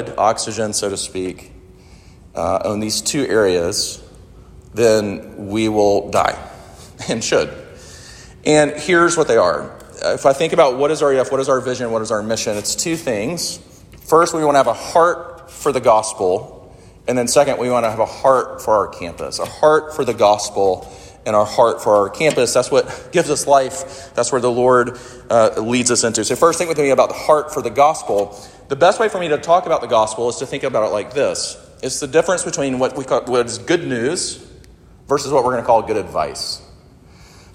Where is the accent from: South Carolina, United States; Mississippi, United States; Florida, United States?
South Carolina, United States; Sumter; I grew up in Sumter, South Carolina, where my mom and my stepdad still live